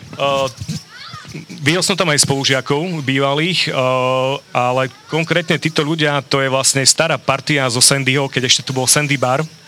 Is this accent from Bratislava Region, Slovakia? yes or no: no; Bardejov, Prešov Region, Slovakia; now in Košice, Slovakia; som rodák z Bardejova